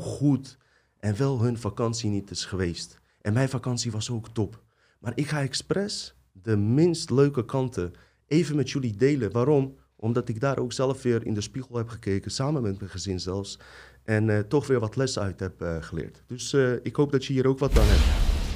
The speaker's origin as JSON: {"language": "Dutch", "country": "Bosnia & Herzegovina", "tie": "born or raised there", "also_born_or_lived": "Croatia", "moved": "yes", "lives_now": "Netherlands", "said": "ik kom uit Bosnië"}